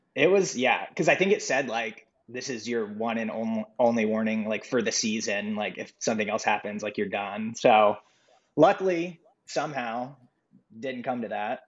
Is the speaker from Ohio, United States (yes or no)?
yes; Columbus, Ohio, United States; moved away as an adult; now in Cincinnati, United States; I'm originally from Columbus, Ohio, uh, and moved.